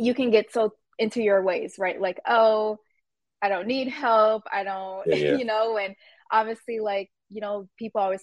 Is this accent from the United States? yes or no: yes; Minnesota, United States; Minnesota, I really like it here. I really have no complaints. I've been born and raised here